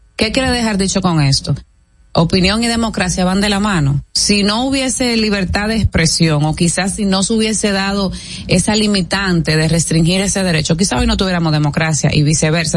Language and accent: Spanish; Dominican Republic